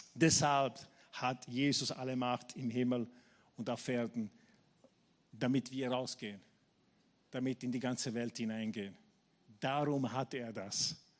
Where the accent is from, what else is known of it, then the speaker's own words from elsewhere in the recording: Taranto, Apulia, Italy; now in Vienna, Austria; meine Gemeinde in Tarent, wo ich aufgewachsen bin